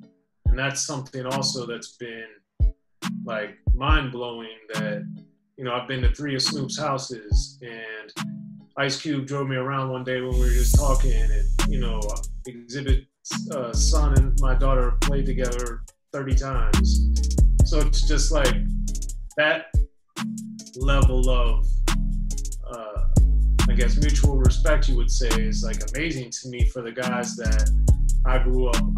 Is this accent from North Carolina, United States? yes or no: no; Maryland, United States; no, I'm from Maryland, man.